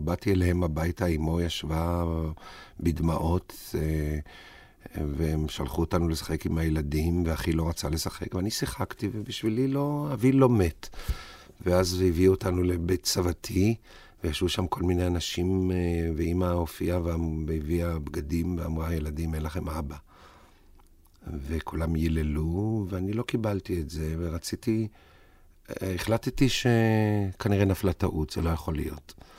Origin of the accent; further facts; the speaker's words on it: Tel Aviv, Tel Aviv District, Israel; נולדתי בתל אביב